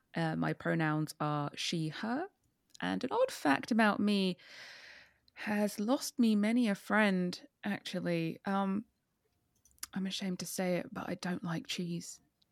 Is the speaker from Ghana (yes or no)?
no; United Kingdom; because I'm a Brit.